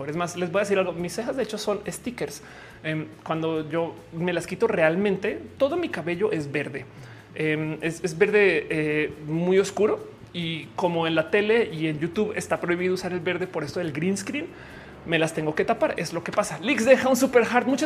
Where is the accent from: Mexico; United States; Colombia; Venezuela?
Colombia; Bogotá; also born or lived in Pereira; no soy, soy colombiana, pero soy de Bogotá y Pereira. Estoy hablando de Pereira en Colombia.